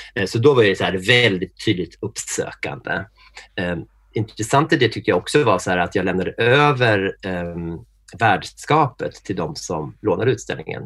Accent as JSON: {"language": "Swedish", "town": "Norrtälje", "region": "Stockholm County", "country": "Sweden", "tie": "born or raised there", "said": "jag är född i Norrtälje som är den där småstad utanför Stockholm"}